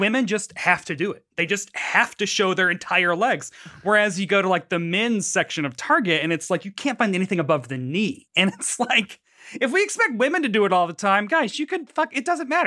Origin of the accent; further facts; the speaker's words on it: Tennessee, United States; moved away; I grew up in Tennessee